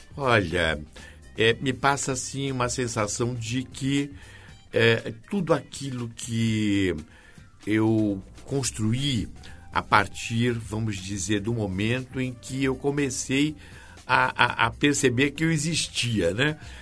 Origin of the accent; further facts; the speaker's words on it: Santos, São Paulo, Brazil; Eu sou natural de Santos